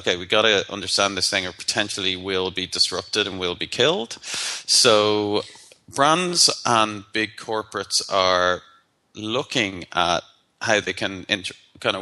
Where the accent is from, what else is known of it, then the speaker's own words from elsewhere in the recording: Ireland; I'm Irish